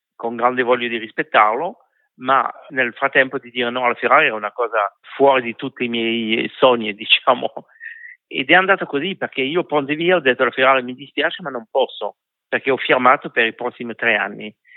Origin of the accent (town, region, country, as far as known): France